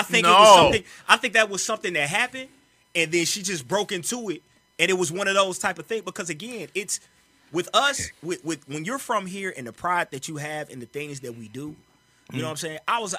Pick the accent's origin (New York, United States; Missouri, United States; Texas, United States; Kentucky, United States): Missouri, United States; St. Louis; I'm from the Lou.